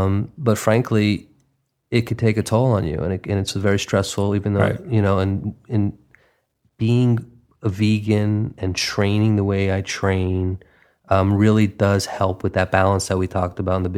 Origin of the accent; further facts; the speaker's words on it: New York, United States; now in Los Angeles, United States; I mean, you know, I'm from New York and now sort of being a transplant out here in lovely Los Angeles.